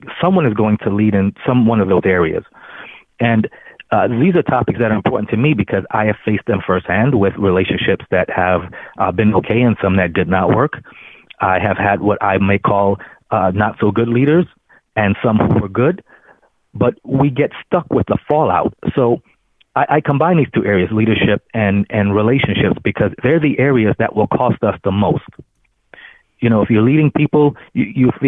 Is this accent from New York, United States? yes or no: yes; New York City, New York, United States; I grew up in Brooklyn, New York, raised by a single parent